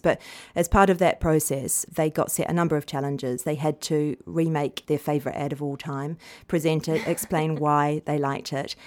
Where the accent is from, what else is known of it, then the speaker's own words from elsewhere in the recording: New Zealand; moved away; I come from New Zealand